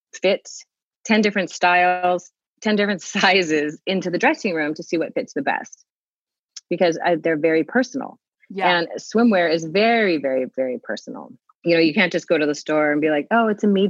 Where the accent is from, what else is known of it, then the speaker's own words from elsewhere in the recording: Southern California, United States; moved away as an adult; now in Hawaii, United States; born and raised in Southern California, live in Hawaii.